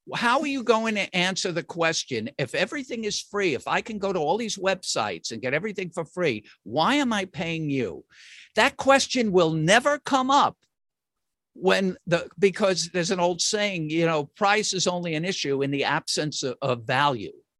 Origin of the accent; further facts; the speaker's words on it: New York, United States; I'm from New York